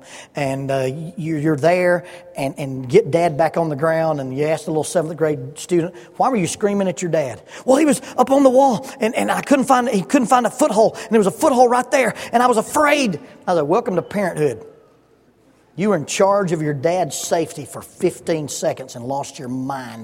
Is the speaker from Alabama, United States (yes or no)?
yes; Oxford, Alabama, United States; moved away as an adult; also born or lived in Huntsville, Alabama / Salem, Arkansas; In my house where we grew up in Oxford, Alabama